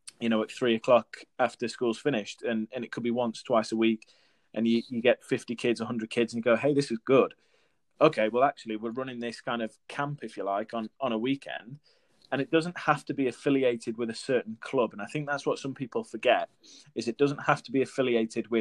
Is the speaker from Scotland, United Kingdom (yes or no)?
no; Newcastle upon Tyne, North East England, United Kingdom; I'm originally from Newcastle, up in the northeast.